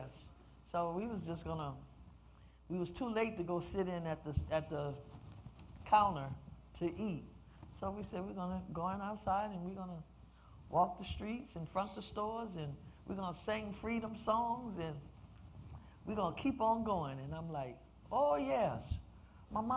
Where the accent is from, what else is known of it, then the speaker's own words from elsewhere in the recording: New Orleans, Louisiana, United States; I grew up in the Ninth Ward